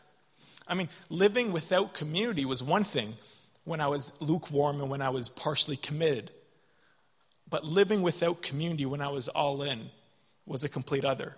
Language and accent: English; Canada; moved away as an adult; now in Dublin, Ireland; I'm from Canada, and I'm studying in Dublin.